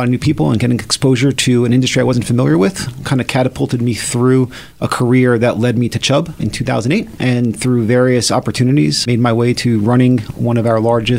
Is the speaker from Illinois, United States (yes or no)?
no; New York City, New York, United States; moved away as an adult; now in Philadelphia, United States; Grew up in New York City and went to school in New York City